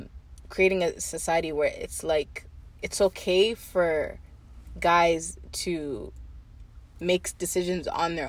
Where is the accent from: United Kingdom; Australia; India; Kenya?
Kenya; I'm Kenyan